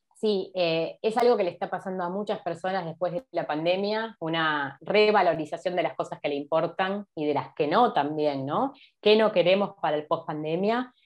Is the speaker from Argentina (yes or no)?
yes; Argentina; como los argentinos